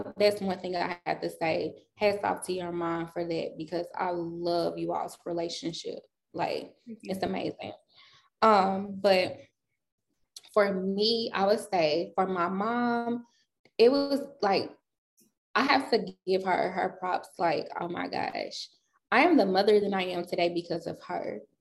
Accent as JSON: {"language": "English", "town": "St. Louis", "region": "Missouri", "country": "United States", "tie": "born or raised there", "also_born_or_lived": "California / Denver", "said": "I wasn't born in St. Louis. So I was born in California. From California, we moved to Denver."}